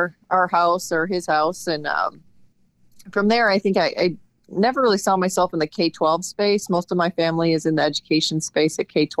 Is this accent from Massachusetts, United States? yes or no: no; Madison, Wisconsin, United States; moved away as an adult; also born or lived in Chapel Hill, North Carolina / Oklahoma; now in Platteville, United States; I grew up in Madison